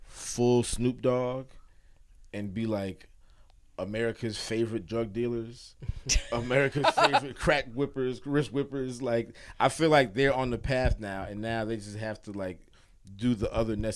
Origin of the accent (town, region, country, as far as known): Atlanta, Georgia, United States